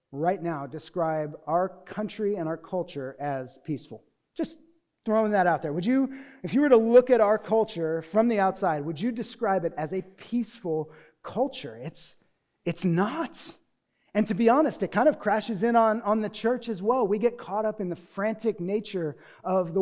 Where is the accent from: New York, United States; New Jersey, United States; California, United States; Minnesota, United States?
California, United States; Newbury Park; also born or lived in Deerfield, Illinois; I did not grow up in a cold environment. I grew up here in Newbury Park